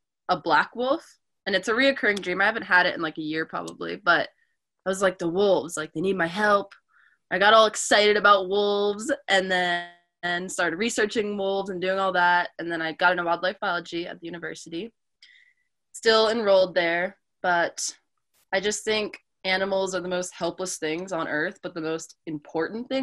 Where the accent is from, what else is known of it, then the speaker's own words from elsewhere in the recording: Delaware, United States; moved away as an adult; now in Montana, United States; I grew up in Delaware, and I grew up in a bubble